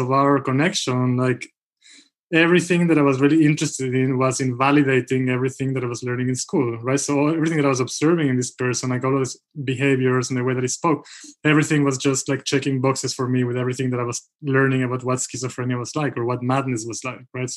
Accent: Israel; moved away; also born or lived in Mexico; I grew up in Israel, by the way. So I'm Israeli and Mexican. But I grew up most of my formative years in Israel, and I went to university there.

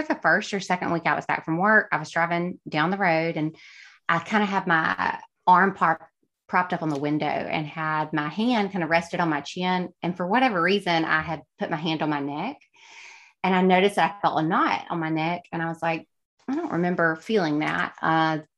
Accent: West Alabama, United States; also born or lived in Hattiesburg, Mississippi; now in Alabama, United States; I grew up in West Alabama.

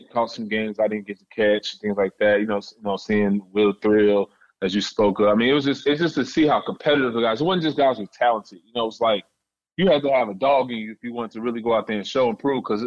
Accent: Chicago Heights, Illinois, United States; I was born in Chicago and moved out to the south suburbs, Chicago Heights. So I spent most of my time where, you know, where I'm making, you know, my silly mistakes, you know, I know and have memories of mostly is Chicago Heights

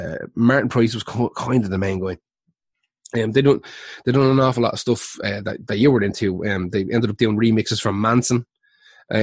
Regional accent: Dublin, Leinster, Ireland; also born or lived in Wicklow; I'm definitely from Dublin

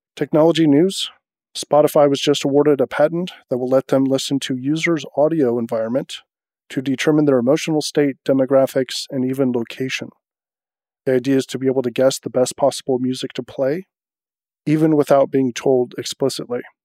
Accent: United States; as an American

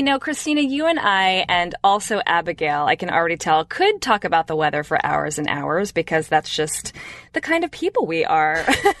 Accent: Bay Area, California, United States; KQED News, which is my hometown local news station up in the Bay Area.

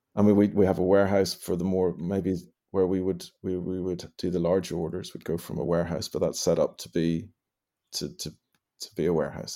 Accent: Northern Ireland, United Kingdom; I was born and bred in Ireland, I, I don't have any Irish blood in me, per se

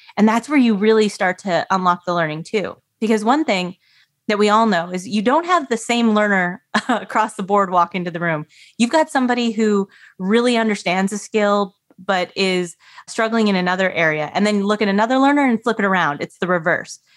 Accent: Canada; So I grew up in Canada, very cold, very snowy

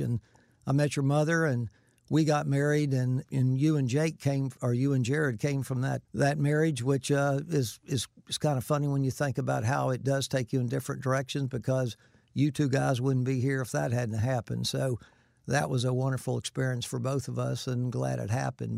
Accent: Winter Haven, Florida, United States; also born or lived in Sikeston, Missouri / Vero Beach, Florida; we moved to Winter Haven when I was just a year old, so I don't remember much about Sikeston, Missouri, but, um, all my life I've lived in, in Florida at Winter Haven and Vero Beach

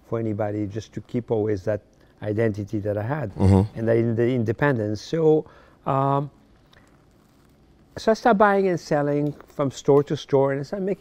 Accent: Paris, Île-de-France, France; born or raised there; English is a second language; moved away as an adult; also born or lived in Morocco; now in United States

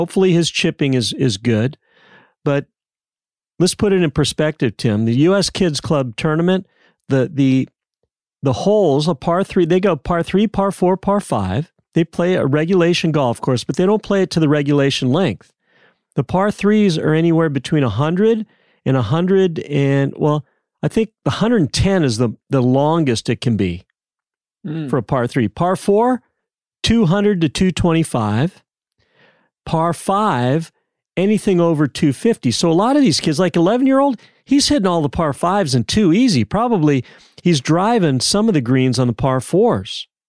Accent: San Diego, California, United States; now in Dallas, United States; When I grew up in San Diego, they said the San Diego Junior Golf Association was by far the best junior golf association in the world.

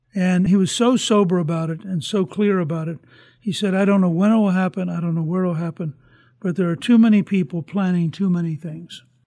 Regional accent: United States; I'm sitting here as an American thinking, my country

